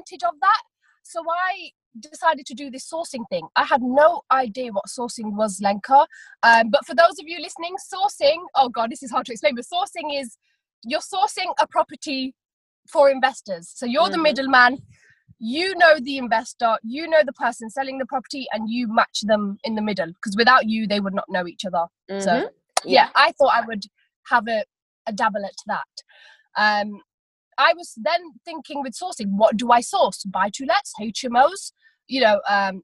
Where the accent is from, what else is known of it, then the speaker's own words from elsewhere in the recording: Leicester, East Midlands, United Kingdom; I am from Leicester